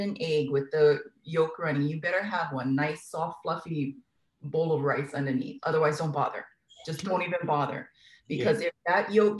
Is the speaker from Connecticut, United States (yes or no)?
no; Kaneohe, Hawaii, United States; Oh my goodness. I went to King Intermediate in Kaneohe, the Cobras, King Zoo.